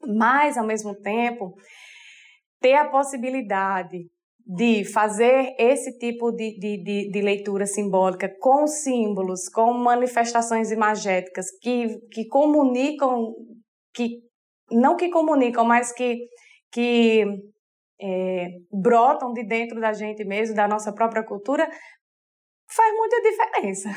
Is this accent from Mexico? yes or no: no; Sertão, Northeast Brazil, Brazil; Eu sou sertaneja de, desde de antes do tataravô, minha, das duas partes, pai, mãe, tataravô, tataravó, e lá para dentro vai indo é sertão